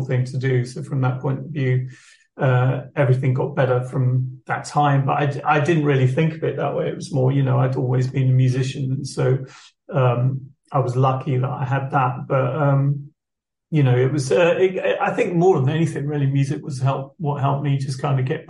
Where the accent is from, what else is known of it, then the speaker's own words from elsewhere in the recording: Rochester, South East England, United Kingdom; also born or lived in Liverpool; growing up in Rochester